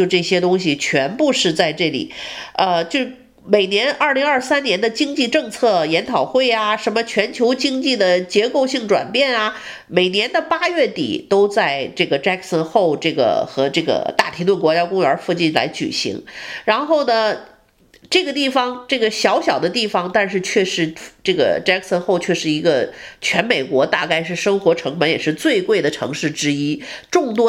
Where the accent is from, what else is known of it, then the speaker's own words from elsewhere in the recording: northern China, China; 我小时候是北方长大的人，经常北京也下雪啊，那个东北也下雪，我对雪是非常熟悉。